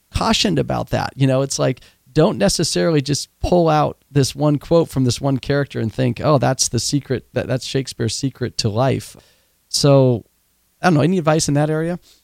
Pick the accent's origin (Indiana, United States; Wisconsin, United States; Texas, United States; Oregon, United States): Oregon, United States; I grew up in Oregon